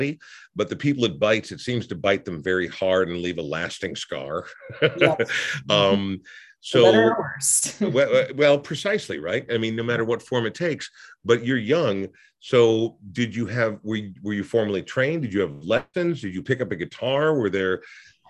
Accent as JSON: {"language": "English", "town": "Coon Rapids", "region": "Minnesota", "country": "United States", "tie": "born or raised there", "also_born_or_lived": "Portland, Oregon", "said": "I grew up in a small town north of the Twin Cities called Coon Rapids"}